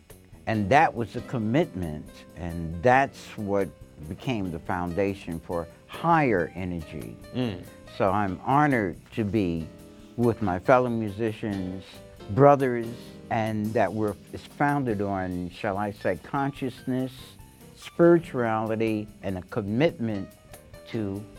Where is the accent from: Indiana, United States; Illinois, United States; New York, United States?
New York, United States; New York City; I was born and raised in Harlem.